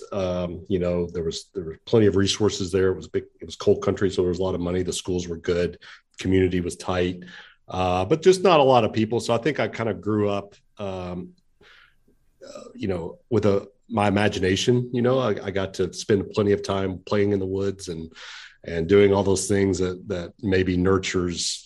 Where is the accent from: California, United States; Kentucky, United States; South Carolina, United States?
Kentucky, United States; Pikeville; now in Lexington, United States; I grew up in the Appalachian Mountains, a little town called Pikeville, Kentucky, an eastern part of the state